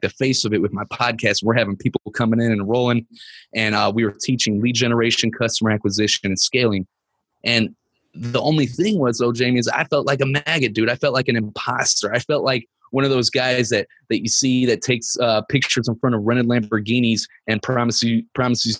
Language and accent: English; Ferguson, Missouri, United States; I'm from Ferguson, Missouri